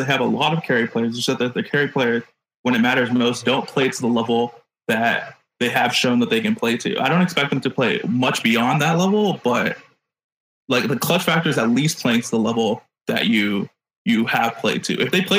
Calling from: Chino Hills, California, United States; Like an hour east of LA, like Chino Hills area.

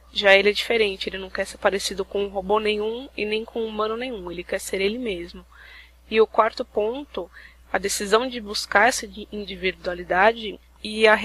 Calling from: São Paulo, Brazil; eu sou de São Paulo.

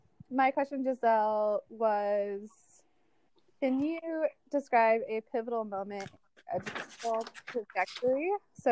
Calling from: Chicago, Illinois, United States; My pronouns are they, them, and I'm calling in from Chicago.

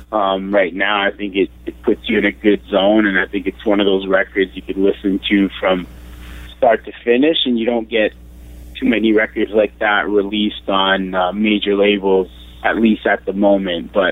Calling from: Toronto, Ontario, Canada; Uh, I'm in Toronto.

